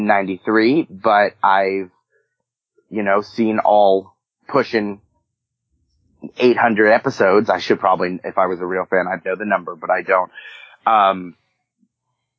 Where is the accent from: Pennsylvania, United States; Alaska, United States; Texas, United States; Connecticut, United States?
Pennsylvania, United States; moved away as an adult; also born or lived in Pittsburgh, Pennsylvania; now in Los Angeles, United States; I moved here from, I spent 5 years in Pittsburgh. I'm from Pennsylvania